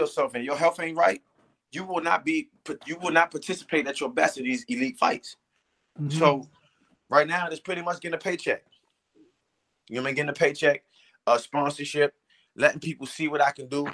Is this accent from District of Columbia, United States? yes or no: yes; Washington, District of Columbia, United States; here in D.C. in front of my hometown.